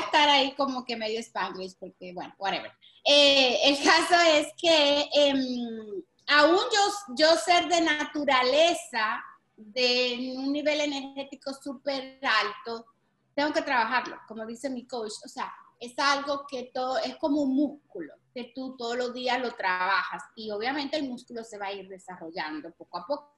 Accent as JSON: {"language": "Spanish", "town": "Santo Domingo", "region": "Distrito Nacional", "country": "Dominican Republic", "tie": "born or raised there", "moved": "as an adult", "lives_now": "Miami, United States", "said": "nací en una familia bien humilde en Santo Domingo"}